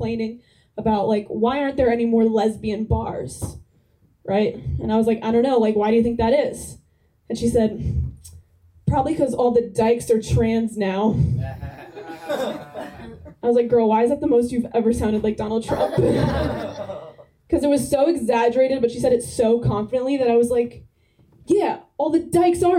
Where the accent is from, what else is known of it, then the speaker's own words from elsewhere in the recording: New Jersey, United States; I'm from New Jersey